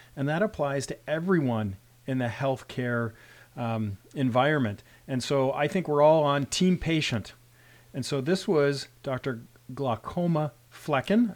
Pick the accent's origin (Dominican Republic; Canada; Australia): Canada; I'm a Canadian physician. I'm also a rural physician.